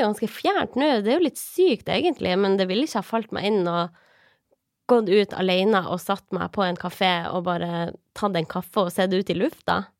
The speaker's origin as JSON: {"language": "Norwegian", "country": "Norway", "said": "Vi er jo norsk"}